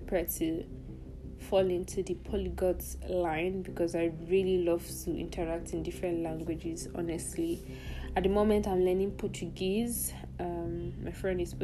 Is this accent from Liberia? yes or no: no; Nigeria; also born or lived in southeast Nigeria / northwest Nigeria; I grew up in Nigeria, basically, in the southeast and in the northwest